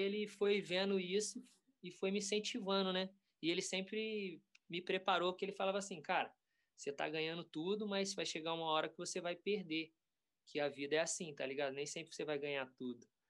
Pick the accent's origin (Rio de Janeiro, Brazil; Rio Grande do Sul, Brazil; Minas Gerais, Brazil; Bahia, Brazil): Rio de Janeiro, Brazil; Volta Redonda; lá em Volta Redonda, né, minha cidade natal